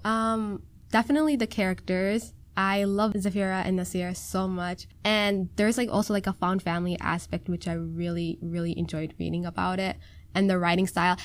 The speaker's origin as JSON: {"language": "English", "region": "Minnesota", "country": "United States", "tie": "born or raised there", "first_language": "Somali", "second_language": "English", "said": "I've been born and raised in Minnesota"}